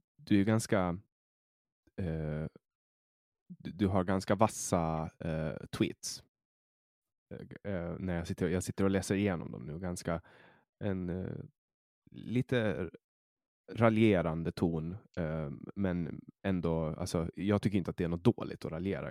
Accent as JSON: {"language": "Swedish", "country": "Åland Islands", "also_born_or_lived": "Stockholm, Sweden", "lives_now": "Åland"}